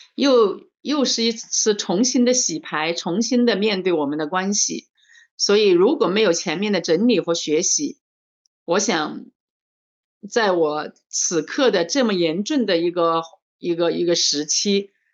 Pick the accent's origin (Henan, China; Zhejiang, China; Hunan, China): Hunan, China; Changsha; 我是来自，呃，中国湖南长沙的